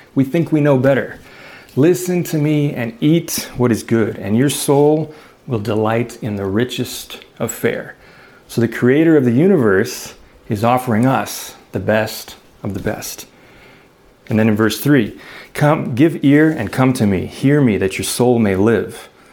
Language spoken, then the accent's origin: English; Chicago, Illinois, United States; I grew up in Chicago